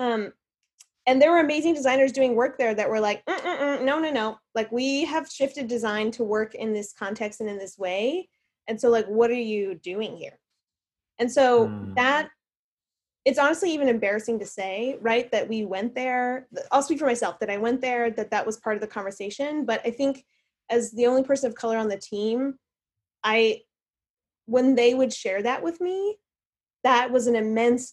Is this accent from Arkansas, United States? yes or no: yes; Little Rock, Arkansas, United States; also born or lived in Texas; First, we were in Texas and then Arkansas. So I grew up mostly in Little Rock